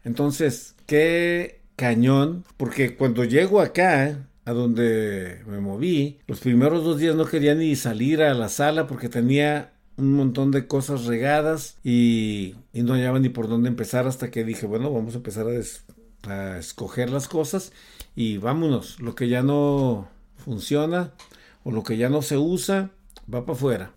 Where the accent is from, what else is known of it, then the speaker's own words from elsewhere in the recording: Mexico; el México lindo y querido de donde yo soy